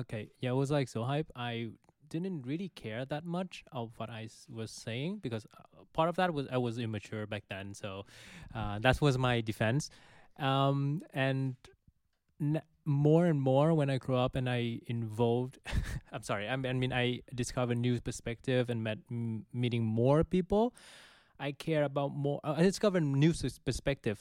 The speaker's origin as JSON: {"language": "English", "country": "Vietnam", "moved": "yes", "lives_now": "Netherlands", "said": "I'm from Vietnam"}